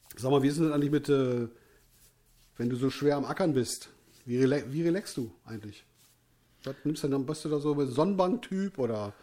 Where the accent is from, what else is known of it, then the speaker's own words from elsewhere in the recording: North Rhine-Westphalia, Germany; ich komme aus, aus, aus, aus Nordrhein-Westfalen